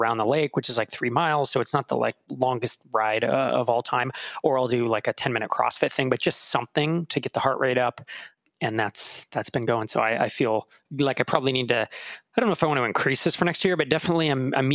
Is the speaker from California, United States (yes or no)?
yes; California, United States; moved away as an adult; now in Minneapolis, United States; growing up in California, you know, we really don't have strong seasons